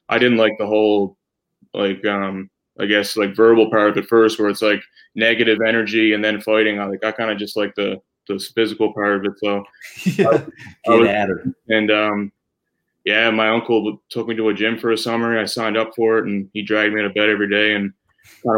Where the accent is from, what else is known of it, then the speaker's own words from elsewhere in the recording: Dominion, Nova Scotia, Canada; I'm from Cape Breton